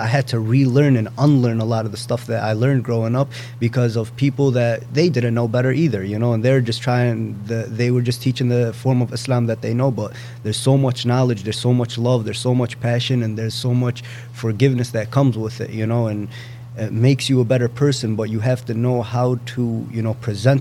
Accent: United States; I grew up in this country

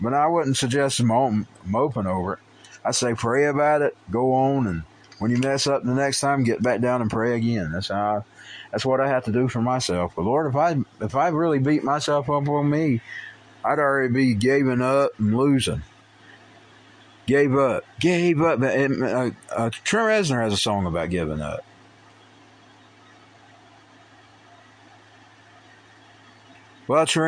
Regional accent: United States; as an American who believes in the Constitution

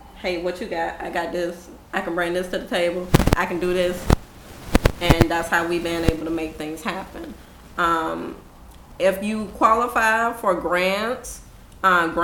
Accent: Jacksonville, Florida, United States; even growing up in Jacksonville

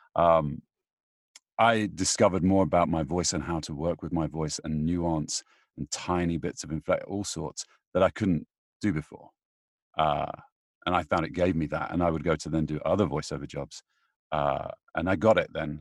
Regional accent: United Kingdom; I'm British

